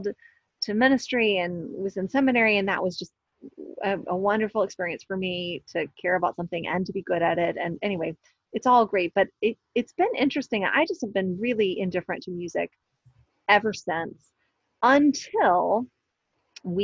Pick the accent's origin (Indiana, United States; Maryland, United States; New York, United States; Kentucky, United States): Kentucky, United States; Louisville; I'm from Louisville